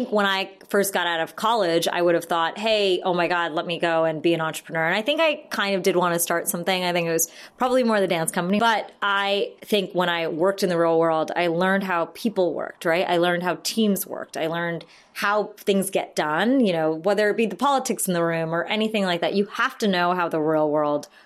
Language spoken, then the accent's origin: English; United States; I'm Indian American. My parents immigrated to the States in the 70s